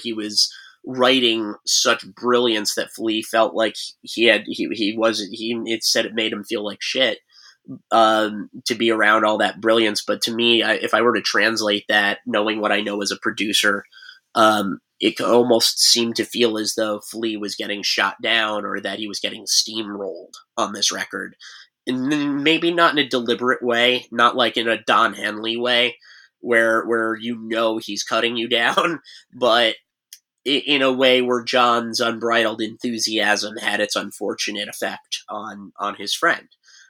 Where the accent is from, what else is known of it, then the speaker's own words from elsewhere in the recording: Montclair, New Jersey, United States; A lot of me listening to that record is me biking around the cul-de-sac that I grew up in Montclair, because that would have been, I got that record right before we moved into the city.